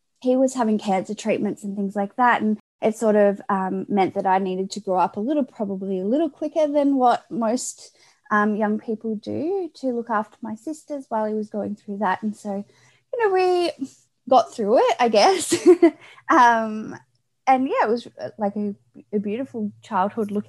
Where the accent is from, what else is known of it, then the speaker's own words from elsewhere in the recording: Australia; I grew up in a small country town, pretty far away from where I currently live, down in Australia